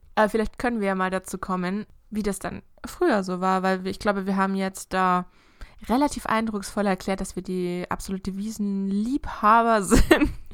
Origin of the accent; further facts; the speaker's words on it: Augsburg, Bavaria, Germany; ich komme ja aus Augsburg